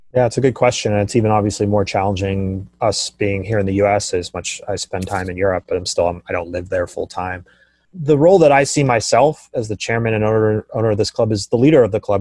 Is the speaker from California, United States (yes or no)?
yes; Silicon Valley, California, United States; I come from Silicon Valley and here in, in, in San Francisco